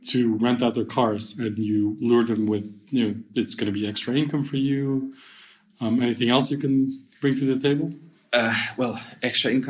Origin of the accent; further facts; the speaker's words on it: Belgium; I'm from Belgium